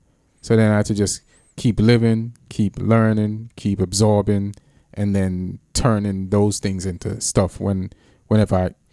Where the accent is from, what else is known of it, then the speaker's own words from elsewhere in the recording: Jamaica; moved away; also born or lived in England / New York; I lived there till I was like 9 years old.